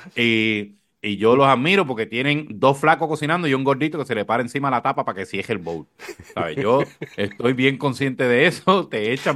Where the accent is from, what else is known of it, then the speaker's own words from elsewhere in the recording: Corozal, Puerto Rico; yo recuerdo una primaria en mi pueblo en Corozal